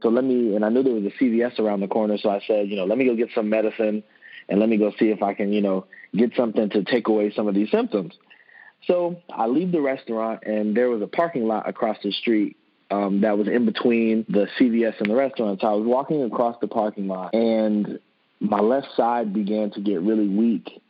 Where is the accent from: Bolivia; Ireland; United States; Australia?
United States; Orlando, Florida; moved away as an adult; now in Indianapolis, United States; I'm originally from Orlando, Florida